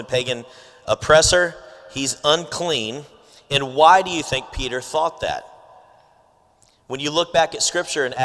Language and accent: English; Philippines; I'm Filipino